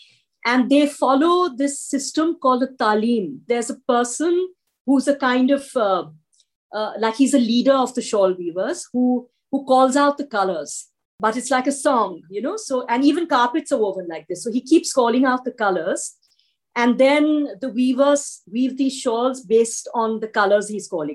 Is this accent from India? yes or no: yes; India; born or raised there